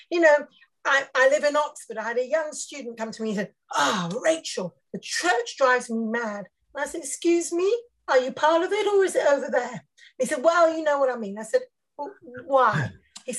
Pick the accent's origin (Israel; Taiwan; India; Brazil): India; also born or lived in Africa; now in United Kingdom; I'm a Mish kid, preacher's kid. So I grew up in India, and then I served as a missionary in Africa. And then I came back to Britain when I was 30 years old.